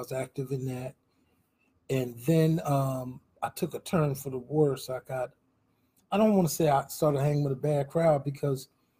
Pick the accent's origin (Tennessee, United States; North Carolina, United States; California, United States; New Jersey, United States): New Jersey, United States; Trenton; I lived off of Stuyvesant Avenue on a street called Oak Lane, right by Cowater Park.